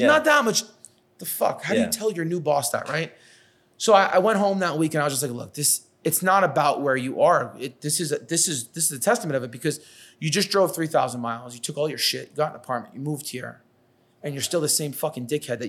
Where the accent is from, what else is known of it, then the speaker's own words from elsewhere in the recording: New York, United States; accent: New York; now in Los Angeles, United States; I got to my first job in LA and I thought I was like, calm, cool, collective. I lost my New York accent. I slowed down.